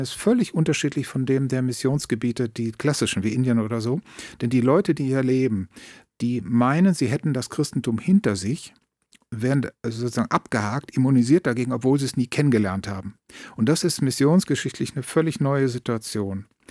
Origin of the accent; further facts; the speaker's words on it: Bergisches Land, North Rhine-Westphalia, Germany; moved away; also born or lived in Berlin; innerhalb des Rheinlands muss ich sagen, ich komme aus dem Bergischen Land